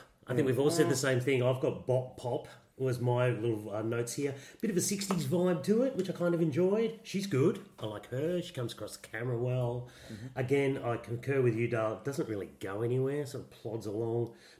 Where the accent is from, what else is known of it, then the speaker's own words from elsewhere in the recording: Australia; We are Australian.